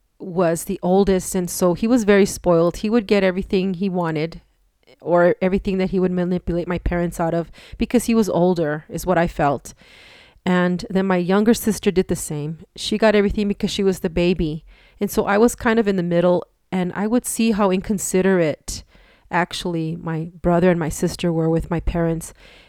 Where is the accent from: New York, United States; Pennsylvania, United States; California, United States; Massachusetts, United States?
California, United States; Los Angeles; born there; now in El Paso, United States; Okay, I was born in Los Angeles, California. And the reason that we moved to El Paso was because my mom's health.